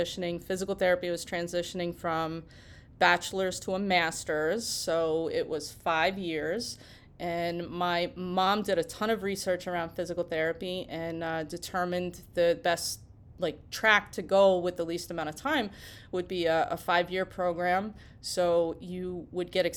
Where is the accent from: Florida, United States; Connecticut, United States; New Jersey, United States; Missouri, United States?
New Jersey, United States; Cherry Hill; I grew up in Cherry Hill, New Jersey, and I went to Camden Catholic High